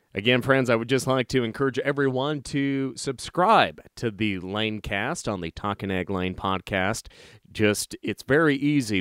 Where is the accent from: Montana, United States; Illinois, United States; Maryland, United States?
Montana, United States; Lewistown; moved away; where I was raised in Lewistown, Montana